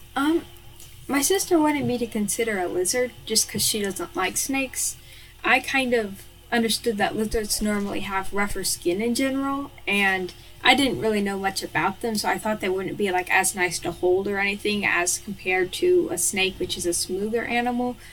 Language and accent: English; Kentucky, United States; I'm from Kentucky, which is in the United States of America.